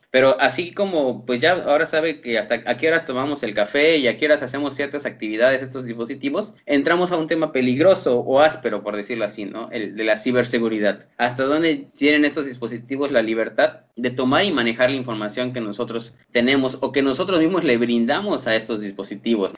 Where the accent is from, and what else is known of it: Mexico